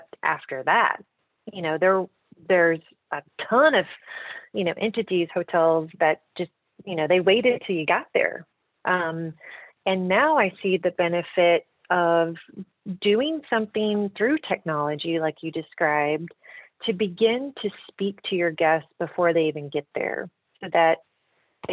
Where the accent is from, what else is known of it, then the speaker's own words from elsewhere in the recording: the South, United States; growing up in the South